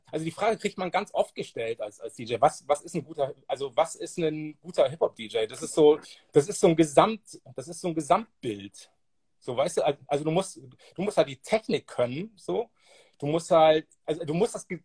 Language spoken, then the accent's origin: German; Bremerhaven, Bremen, Germany; der ein Soundsystem war mit einem Typen aus, aus meiner alten Heimatstadt Bremerhaven, Soul Force hießen die.